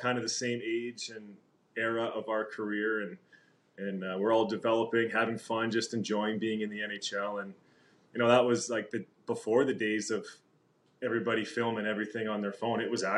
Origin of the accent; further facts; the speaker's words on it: Calgary, Alberta, Canada; also born or lived in Winnipeg; I was born in Winnipeg, where Taser was born. Duncan Keith was born there as well. So a bunch of guys came out of Winnipeg. But at the age of two, I think our family moved to Calgary for the 80s and spent the 1980s here in Calgary